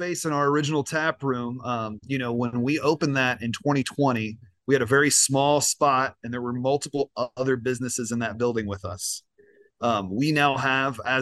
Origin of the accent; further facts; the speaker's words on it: Kentucky, United States; I'm a Kentucky guy, born and raised